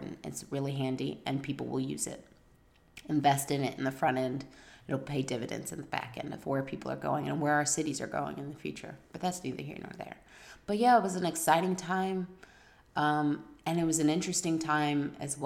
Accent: Virginia, United States; moved away; also born or lived in New Orleans, Louisiana / Canada; I grew up in Virginia

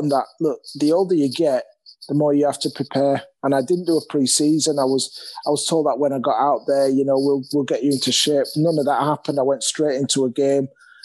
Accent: Leeds, Yorkshire and the Humber, United Kingdom; I'm actually from Leeds, so, you know, my family's here

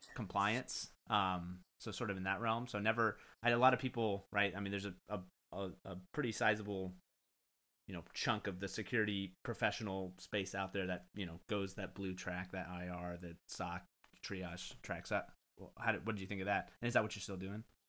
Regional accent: United States; me being ignorant American

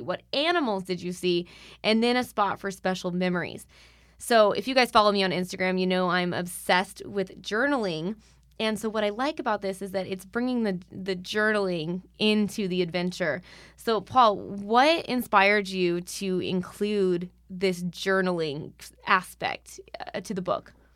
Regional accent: Arizona, United States; in my home state

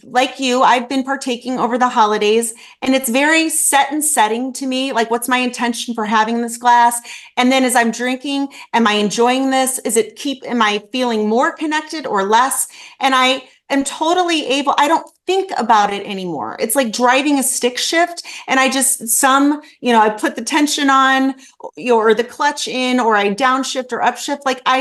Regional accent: Midwest, United States; I'm also from the Midwest

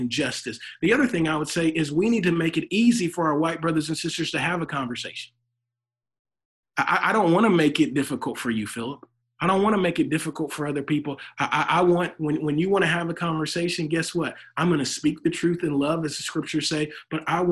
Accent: Louisiana, United States; now in Texas, United States; I'm from Louisiana. I may be in Texas now, but I'm from Louisiana.

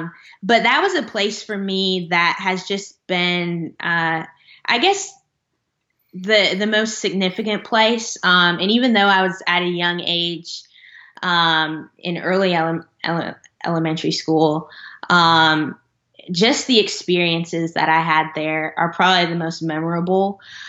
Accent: Jersey City, New Jersey, United States; born there; and then I'm adopted from Jersey City, New Jersey, just right outside New York City.

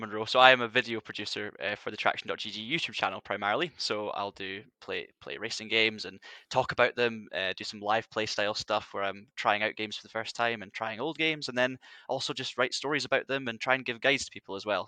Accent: Highlands of Scotland, United Kingdom; in the north of Scotland, 'cause I'm from the Highlands

